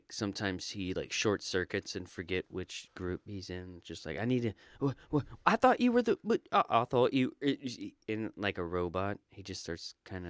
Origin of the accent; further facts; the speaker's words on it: Florida, United States; I'm from Florida. Listen to how I'm talking.